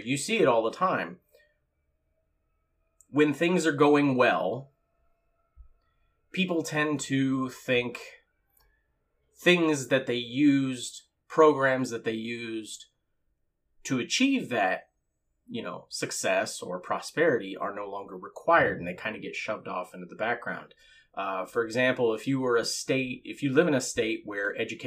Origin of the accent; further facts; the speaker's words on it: California, United States; also born or lived in Moreno Valley, California; I was born and raised in California